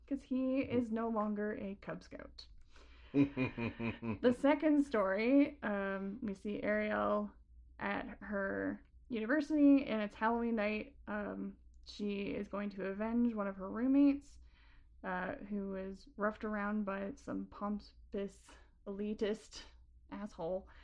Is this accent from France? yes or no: no; Canada; as a Canadian